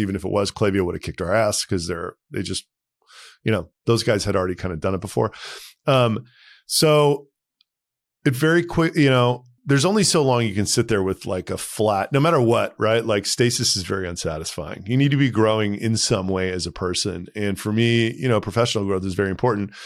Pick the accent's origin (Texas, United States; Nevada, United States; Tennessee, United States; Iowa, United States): Texas, United States; moved away as an adult; also born or lived in New York; I grew up in Texas